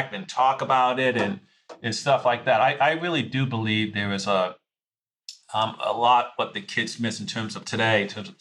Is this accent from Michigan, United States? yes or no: no; Boston, Massachusetts, United States; I always had a summer job growing up in Boston